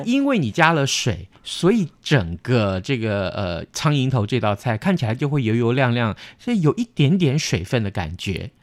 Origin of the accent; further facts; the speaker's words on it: Tainan, Taiwan; 我们台南人吃韭菜花的时候，把它切成沫儿